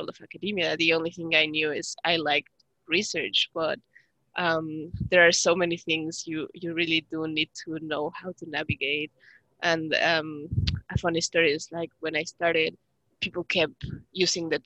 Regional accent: Mexico City, Mexico; moved away as an adult; now in Canada; I grew up most of my life in Mexico City

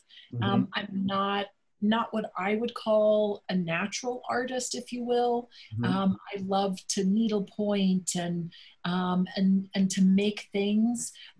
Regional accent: Dallas, Texas, United States; growing up in Dallas, my mother is the Texan. My dad was from Boston. And so my mother's family was from Fort Worth.

